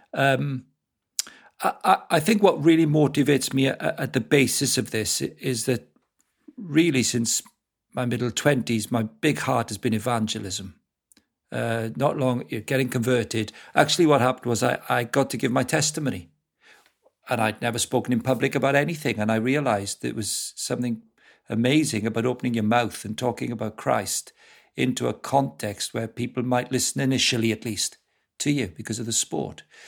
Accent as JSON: {"language": "English", "town": "Neath", "region": "Wales", "country": "United Kingdom", "tie": "born or raised there", "accent": "Welsh", "moved": "yes", "lives_now": "Cambridge, United Kingdom", "said": "I grew up in South Wales."}